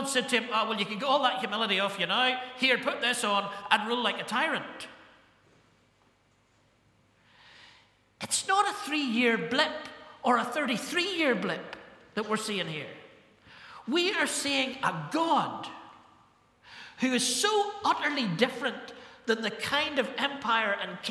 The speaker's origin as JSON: {"language": "English", "town": "Ballymena", "region": "Northern Ireland", "country": "United Kingdom", "tie": "born or raised there", "said": "I was brought up to think in Ballymena when I was 17"}